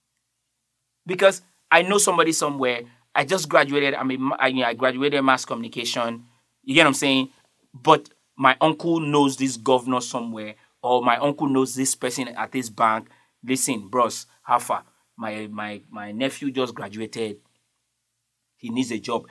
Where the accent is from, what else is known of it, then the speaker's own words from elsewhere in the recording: Nigeria; I'm from Nigeria